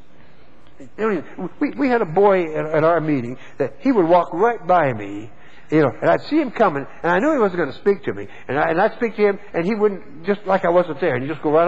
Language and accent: English; Texas, United States; I was born and raised in Texas